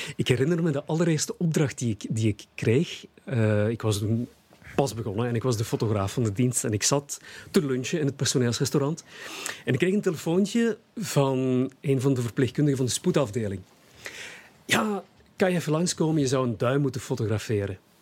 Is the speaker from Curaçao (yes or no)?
no; Hasselt, Flanders, Belgium; Hasselt is, is, mijn, is mijn geboortestad. Ik ben geboren en eh, getogen Hasselaar.